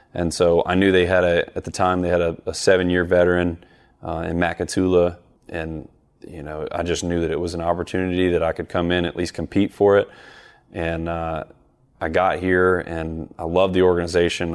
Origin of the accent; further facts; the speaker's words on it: the South, United States; growing up in the South